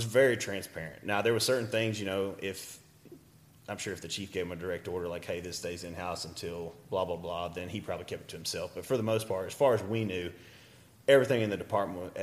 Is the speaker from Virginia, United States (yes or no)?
no; Deep East Texas, United States; moved away; I was from Deep East Texas